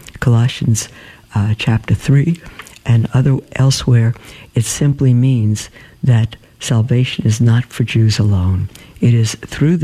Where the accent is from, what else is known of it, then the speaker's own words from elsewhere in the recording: New York City, New York, United States; I grew up in Brooklyn